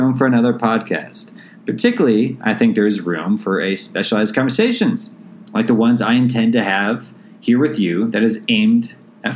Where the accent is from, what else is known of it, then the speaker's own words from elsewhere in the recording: St. Louis, Missouri, United States; moved away as an adult; also born or lived in San Diego, California; after growing up in St. Louis, I moved out to San Diego State for undergrad